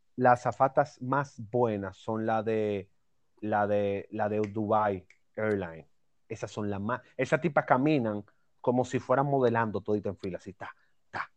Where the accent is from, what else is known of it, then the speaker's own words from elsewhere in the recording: Dominican Republic; yo soy dominicano